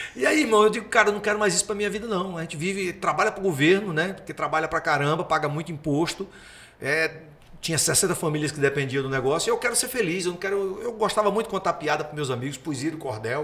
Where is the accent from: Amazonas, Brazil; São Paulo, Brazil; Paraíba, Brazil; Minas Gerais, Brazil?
Paraíba, Brazil; Picuí; moved away as an adult; also born or lived in João Pessoa / Campina Grande; now in Vitória, Brazil; eu sou de Picuí, na Paraíba. E a minha cidade é, é a terra da carne de sol